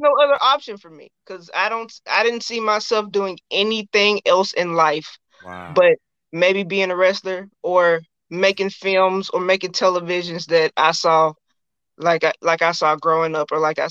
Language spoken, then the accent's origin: English; Memphis, Tennessee, United States; now in Nashville, United States; I am originally from Memphis. I live in Nashville now.